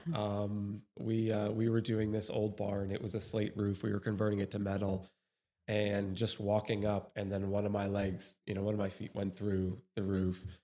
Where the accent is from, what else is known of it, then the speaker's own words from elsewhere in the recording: New York, United States; moved away; originally from New York